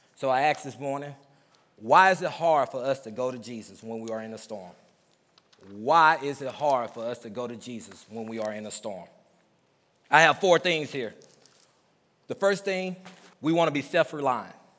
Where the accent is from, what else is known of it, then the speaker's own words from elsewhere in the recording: Mississippi, United States; I'm from Mississippi, so there's a lot of old sayings that we say growing up in the South